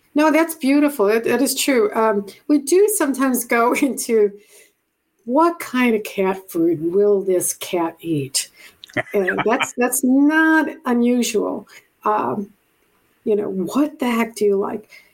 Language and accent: English; Buffalo, New York, United States; moved away as an adult; also born or lived in Japan / Hawaii / Puerto Rico / California; I'm from Buffalo, New York originally